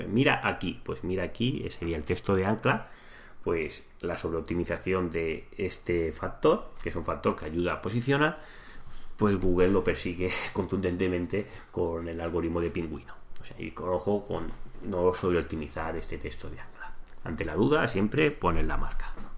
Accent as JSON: {"language": "Spanish", "town": "Santa Coloma de Gramenet", "region": "Catalonia", "country": "Spain", "said": "yo soy de Santa Coloma, que es una ciudad que es limítrofe con Barcelona"}